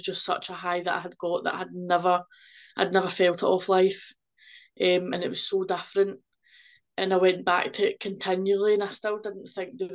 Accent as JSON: {"language": "English", "area": "Ayrshire", "region": "Scotland", "country": "United Kingdom", "also_born_or_lived": "South Lanarkshire", "said": "We're from Ayrshire, so we moved away to South Lanarkshire, and then we stayed there for 4 years, and then we came back"}